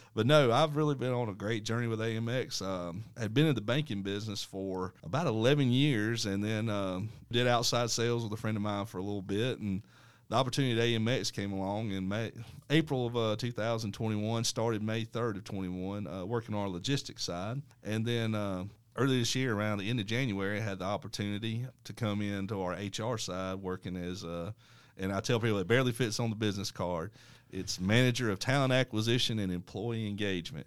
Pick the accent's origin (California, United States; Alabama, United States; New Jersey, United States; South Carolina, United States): Alabama, United States; Dothan; I was born and raised here in Dothan